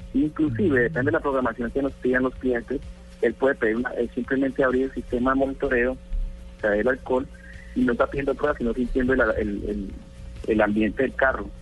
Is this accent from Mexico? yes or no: no; Colombia; aquí en Colombia, somos colombianos